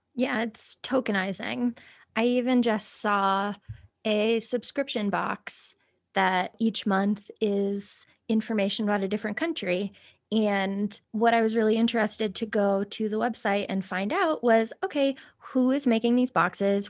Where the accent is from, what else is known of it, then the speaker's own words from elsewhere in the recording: Ireland; I am Irish